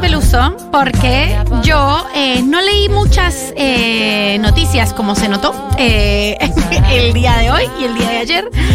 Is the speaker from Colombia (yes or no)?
yes; Colombia; now in Argentina; yo soy colombiana